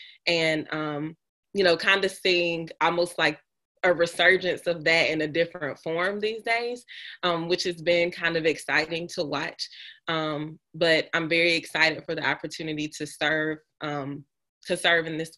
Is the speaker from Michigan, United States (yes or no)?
no; Mississippi, United States; moved away as an adult; now in Indiana, United States; I grew up in Mississippi and went to school at the University of Mississippi